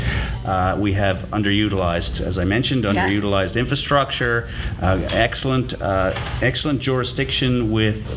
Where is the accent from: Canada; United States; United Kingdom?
Canada; St. John's, Newfoundland and Labrador; now in Sydney, Canada; Born and raised in Newfoundland